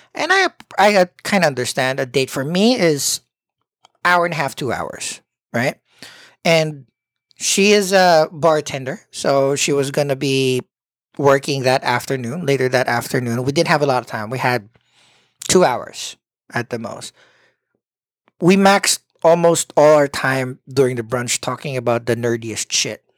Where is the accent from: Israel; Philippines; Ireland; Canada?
Philippines; as a Filipino